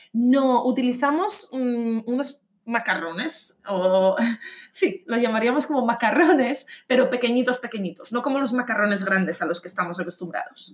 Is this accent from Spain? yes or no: yes; Asturias, Spain; moved away; yo soy de Asturias